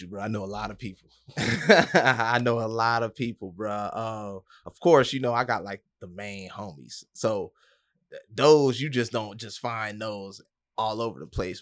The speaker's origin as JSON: {"language": "English", "town": "Atlanta", "region": "Georgia", "country": "United States", "tie": "born or raised there", "also_born_or_lived": "Detroit / Miami / Boston", "moved": "as an adult", "lives_now": "Orlando, United States", "said": "born in Detroit, raised in Atlanta"}